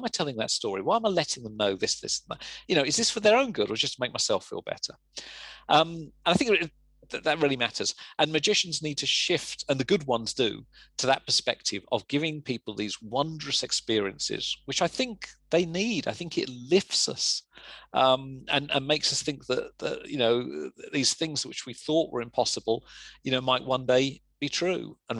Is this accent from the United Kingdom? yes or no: yes; England, United Kingdom; accent: English; You know, the thing is, as well as having an English accent, I also have a voice which sounds like everything I say sounds sarcastic.